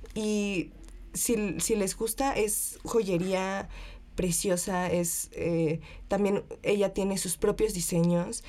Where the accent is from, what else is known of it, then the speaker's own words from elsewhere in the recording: Taxco, Guerrero, Mexico; now in Mexico City, Mexico; plateros de Tasco, que es de donde yo soy